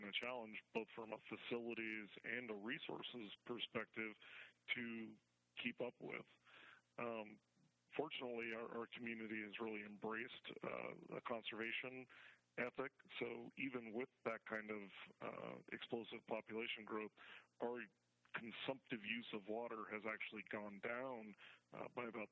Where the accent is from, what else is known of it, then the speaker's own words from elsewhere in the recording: Colorado, United States; moved away as an adult; now in Nevada, United States; I'm originally from Colorado.